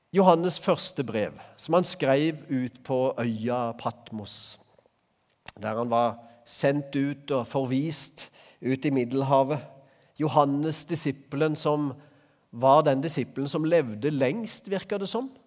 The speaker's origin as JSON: {"language": "Norwegian", "town": "Øvrebø", "region": "Agder", "country": "Norway", "tie": "born or raised there", "said": "Øvrebø, der jeg vokste opp"}